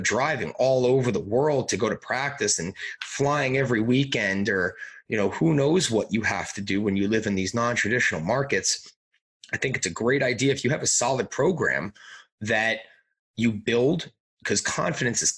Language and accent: English; Long Island, New York, United States; moved away; growing up on Long Island, I lived 5 minutes away from the rink